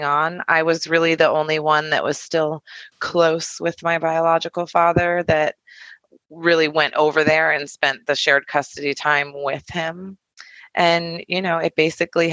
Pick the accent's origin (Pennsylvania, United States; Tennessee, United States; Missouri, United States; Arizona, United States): Arizona, United States; Tucson; I ended up moving back to Tucson